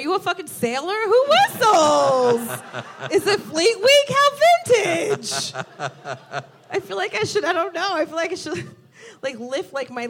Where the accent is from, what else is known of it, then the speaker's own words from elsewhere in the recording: New York City, New York, United States; I'm a New Yorker in San Francisco